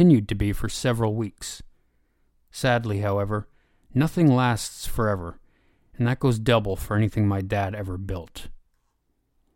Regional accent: Canada; born or raised there

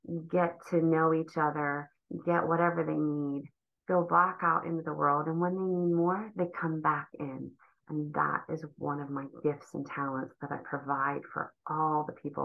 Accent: Ohio, United States; moved away as an adult; also born or lived in Cleveland, Ohio; I grew up in Ohio

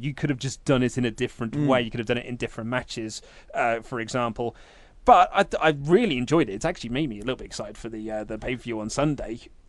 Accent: Coopersville, Michigan, United States; I'm from Coopersville, Michigan, hometown of … which is about an hour from Kalamazoo

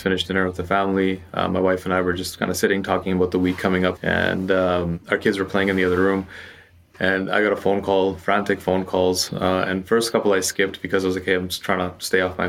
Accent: Canada; I'm born and raised in Canada

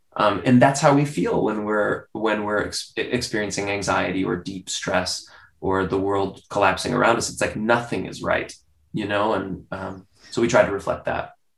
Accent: United States; also born or lived in Spain; I'm American

